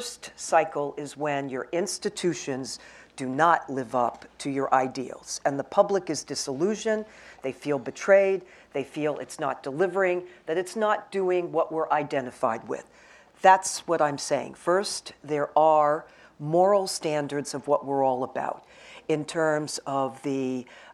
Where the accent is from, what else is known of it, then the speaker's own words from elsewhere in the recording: United States; I'm the American on this panel